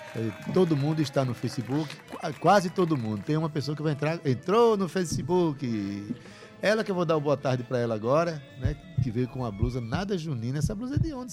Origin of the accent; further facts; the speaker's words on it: Itabaiana, Paraíba, Brazil; Eu sou lá de Itabaiana, lugar que quando eu era criança a gente assava milho na fogueira